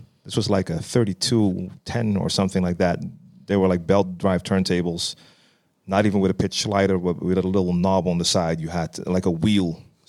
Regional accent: Amsterdam, North Holland, Netherlands; Born and raised in Amsterdam, and actually raised not that far from where we're sitting right now. It's probably like a 15-minute walk from my entire youth.

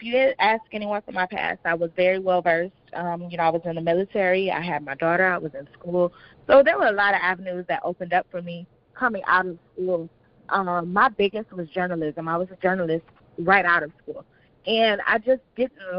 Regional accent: Inkster, Michigan, United States; also born or lived in Detroit, Michigan; I'm originally from Detroit. Well, actually, I'm from Inkster, and I moved to Detroit

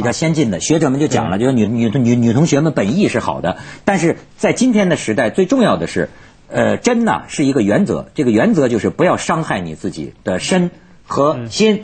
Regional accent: Hebei, China; 我，河北人是非常实在的

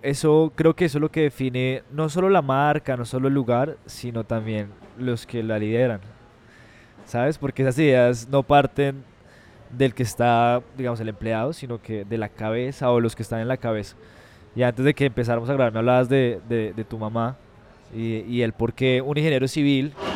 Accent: Ibagué, Tolima, Colombia; somos de Ibagué, nos sentimos orgullosos de Ibagué

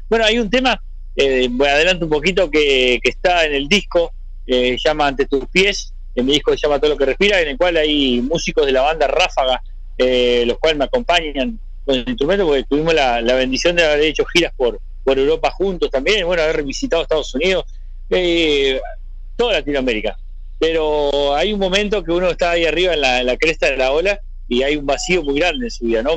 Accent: Montevideo, Uruguay; es el cerro de Montevideo, es mi barrio donde yo nací

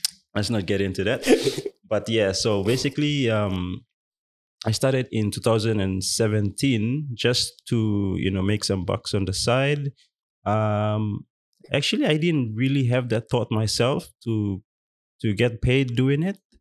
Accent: Western Province, Papua New Guinea; I'm from Western Province as well.

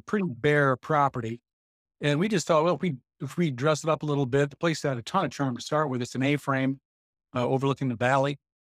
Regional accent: Jackson, Michigan, United States; We're from the Jackson area

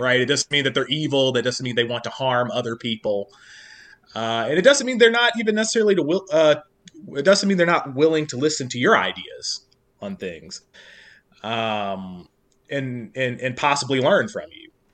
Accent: Kentucky, United States; now in Northern Virginia, United States; growing up in Kentucky

